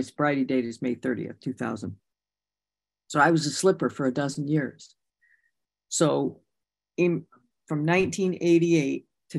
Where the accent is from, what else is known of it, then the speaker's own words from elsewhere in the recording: Michigan, United States; because I came from Michigan. We were largely influenced by the 12-step program of Bob Smith from Ohio.